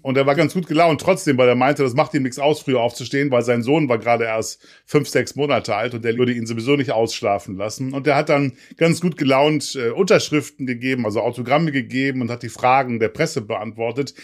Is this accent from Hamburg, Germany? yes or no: yes; Hamburg, Germany; als Hamburger